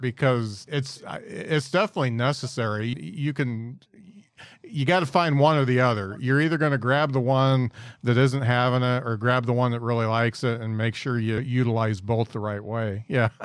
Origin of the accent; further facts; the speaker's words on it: Midwest, United States; us yokel Midwesterners